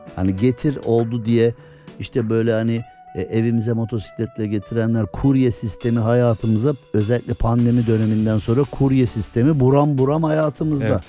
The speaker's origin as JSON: {"language": "Turkish", "region": "Erzincan", "country": "Turkey", "said": "ben Erzincanlıyım"}